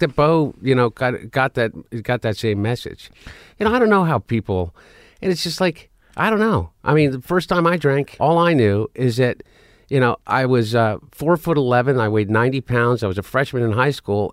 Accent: Delaware, United States; also born or lived in Portland, Oregon; we grew up in Delaware

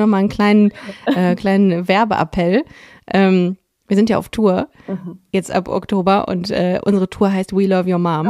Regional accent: Düsseldorf, North Rhine-Westphalia, Germany; ich bin im Kaiserswerther Krankenhaus ah, geboren

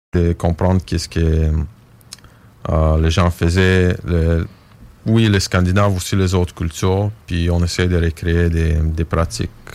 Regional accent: Bulgaria; on vient de la Bulgarie

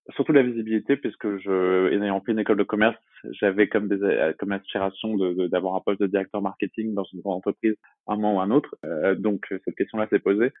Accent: Brest, Brittany, France; now in Aubervilliers, France; je suis originaire de Brest en Bretagne

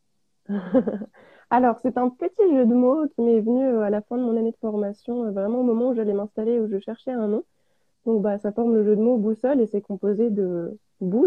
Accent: Auvergne-Rhône-Alpes, France; je suis auvergnate, euh, j'habite dans l'Allier à, à QC, à côté de Vichy.

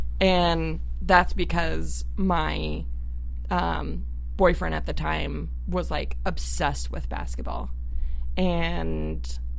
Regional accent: Tucson, Arizona, United States; also born or lived in Phoenix, Arizona; And like in Arizona, I grew up in Tucson actually. And then moved to the Phoenix area in high school.

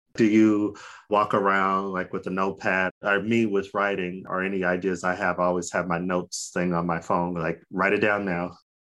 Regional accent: Phoenix, Arizona, United States; We're from Phoenix.

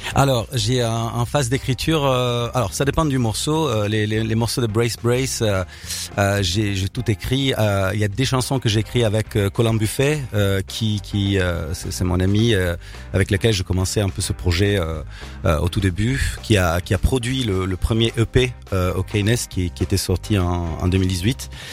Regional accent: Milan, Lombardy, Italy; French is a second language; moved away as an adult; now in Paris, France; je viens de, je suis né à Milan, j'ai vécu à Milan.

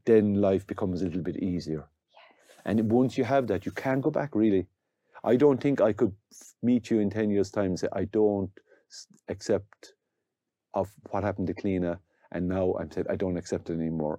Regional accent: County Limerick, Munster, Ireland; we're from County Limerick

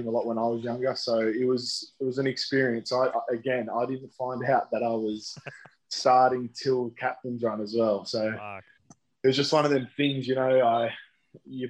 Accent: Narellan Vale, New South Wales, Australia; also born or lived in Camden, Australia; I grew up in Narellan Vale

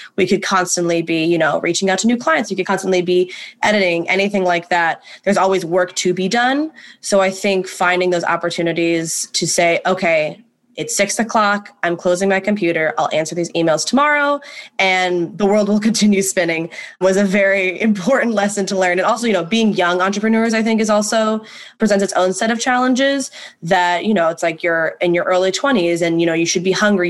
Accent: Ohio, United States; moved away as an adult; now in New York City, United States; born and raised in Ohio, as was …, moved to New York City to attend NYU.

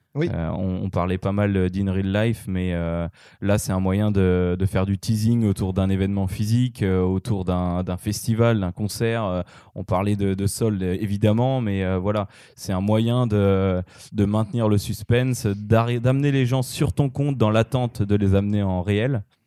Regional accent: France; en tant que Français

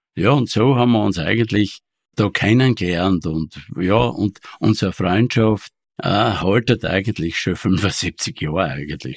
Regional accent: Thal, Styria, Austria; ich bin dort, ich bin dort aufgewachsen, ganz bescheiden

